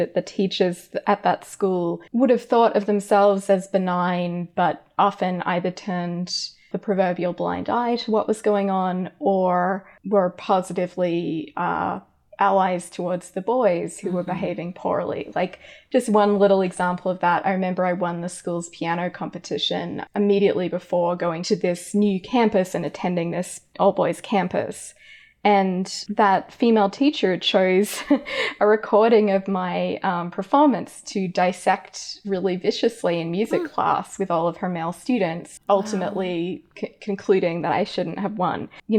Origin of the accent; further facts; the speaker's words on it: Australia; accent: hybrid Americanized Australian; I grew up in Australia, as listeners might be able to tell from my weird hybrid accent. It's very Americanized now.